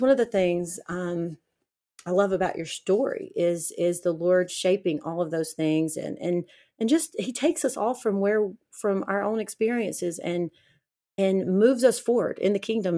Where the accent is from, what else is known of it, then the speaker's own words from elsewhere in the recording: Alabama, United States; growing up in the South in Alabama